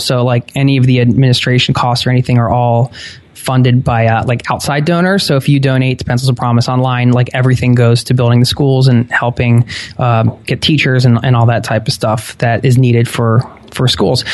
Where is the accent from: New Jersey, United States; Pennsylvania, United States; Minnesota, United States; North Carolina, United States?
Pennsylvania, United States; outside of Philadelphia; I grew up outside of Philadelphia